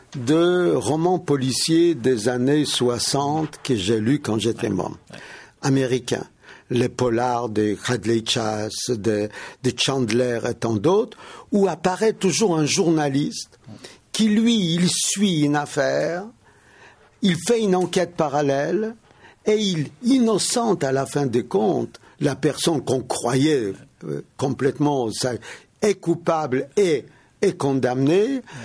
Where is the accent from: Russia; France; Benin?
Russia; moved away; j'ai grandi en Russie